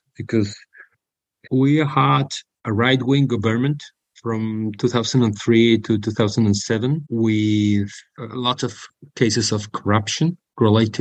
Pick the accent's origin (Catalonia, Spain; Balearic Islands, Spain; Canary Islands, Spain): Balearic Islands, Spain; Mallorca; I'm from the Balearics. The mother of my father was from Palma, and the parents of my mother were from Mallorca, and I was grown here